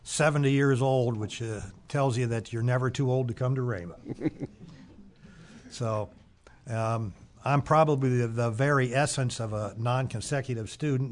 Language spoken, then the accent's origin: English; Springfield, Ohio, United States; Originally, I'm from Springfield, Ohio.